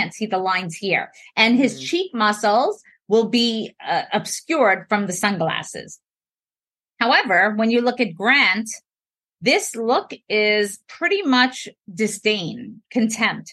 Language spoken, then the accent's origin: English; New York, United States; So I'm from New York. I tend to speak fast